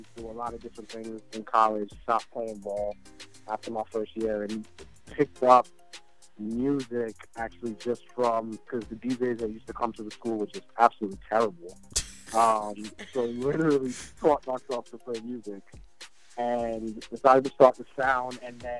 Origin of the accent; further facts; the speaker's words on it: New York, United States; moved away as an adult; also born or lived in Trinidad (family); now in New Jersey, United States; my parents are from, my whole family's from Trinidad. I didn't think about Jersey until I came here for school. I went to Drew University, grew up in New York